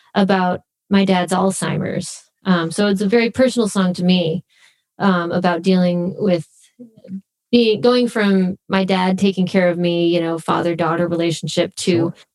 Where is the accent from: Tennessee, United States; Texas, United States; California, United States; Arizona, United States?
Arizona, United States; Phoenix; moved away as an adult; also born or lived in Los Angeles; we grew up in Phoenix, Arizona.